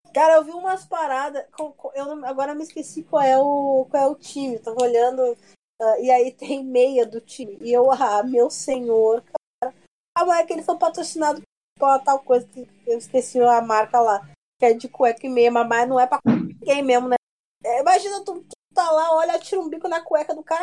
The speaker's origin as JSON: {"language": "Portuguese", "town": "Porto Alegre", "region": "Rio Grande do Sul", "country": "Brazil", "said": "Eu sou de Porto Alegre"}